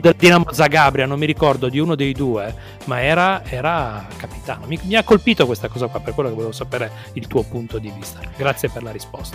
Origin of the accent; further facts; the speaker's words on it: Turin, Piedmont, Italy; moved away as an adult; now in Trieste, Italy; sono di Torino trapiantato, sono okay. qua da 18 anni